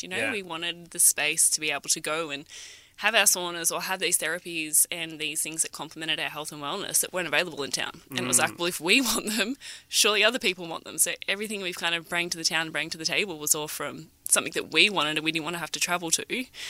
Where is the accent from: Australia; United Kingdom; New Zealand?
Australia; Noosa, Queensland; moved away as an adult; now in Karratha, Australia; originally I'm from the Sunny Coast, I'm from Noosa